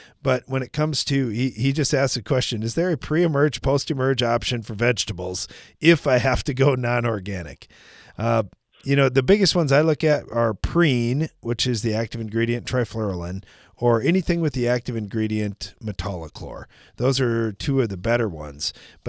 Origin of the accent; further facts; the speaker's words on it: Texas, United States; I'm from West Texas, and I didn't grow up on a farm